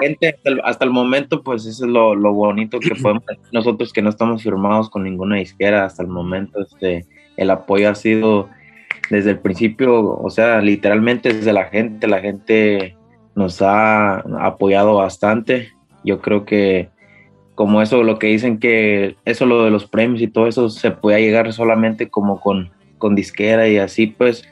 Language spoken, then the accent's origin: Spanish; Santa Clara, California, United States; Yo, yo nací ahí, en una ciudad se llama Santa Clara, California, y mis jefes son de ahí, de, Guanajuato